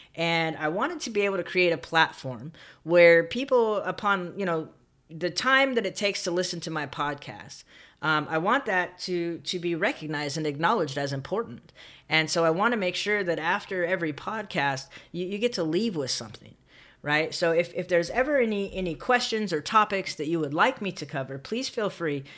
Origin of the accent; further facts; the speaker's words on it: San Bernardino, California, United States; I grew up in Southern California in a town called San Bernardino